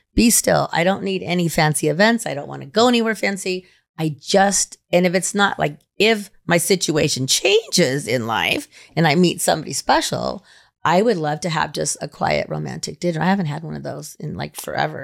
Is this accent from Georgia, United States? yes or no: no; Reno, Nevada, United States; my hometown